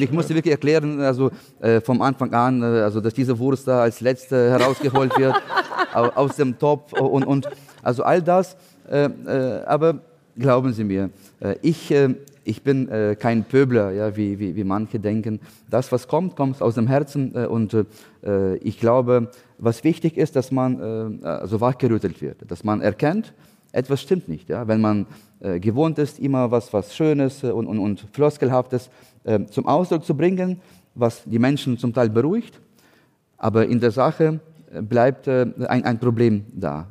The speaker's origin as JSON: {"language": "German", "country": "Ukraine", "also_born_or_lived": "Hamburg, Germany", "second_language": "German", "moved": "as an adult", "lives_now": "Berlin, Germany", "said": "wir als Ukrainer"}